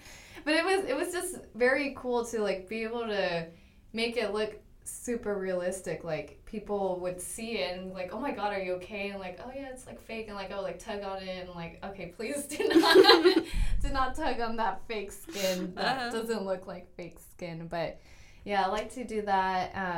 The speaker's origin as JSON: {"language": "English", "region": "Oregon", "country": "United States", "tie": "born there", "lives_now": "Grand Prairie, United States", "said": "I live here in Grand Prairie. Originally, I was born in Oregon, but my family decided to move to Texas because there's, like, always jobs in Texas."}